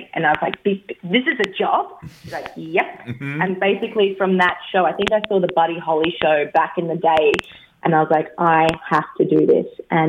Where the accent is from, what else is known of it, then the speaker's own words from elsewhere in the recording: Brisbane, Queensland, Australia; I'm a Brisbane, Brisbane Vegas gal.